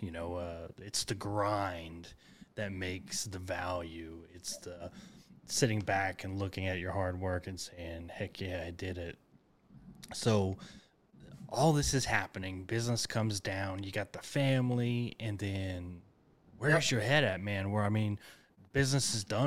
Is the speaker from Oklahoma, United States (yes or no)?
yes; Enid, Oklahoma, United States; I grew up in Enid, north of that.